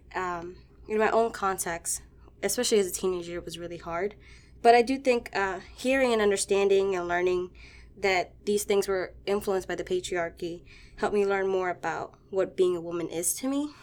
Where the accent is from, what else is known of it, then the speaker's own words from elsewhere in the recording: Washington, District of Columbia, United States; I grew up in Washington, D C, and I grew up Catholic.